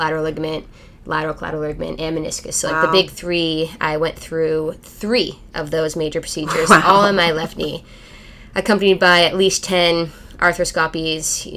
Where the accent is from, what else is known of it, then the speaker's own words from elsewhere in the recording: Canada; moved away as an adult; also born or lived in Louisville, Kentucky; I born and raised in Canada, so I grew up playing ice hockey and field lacrosse.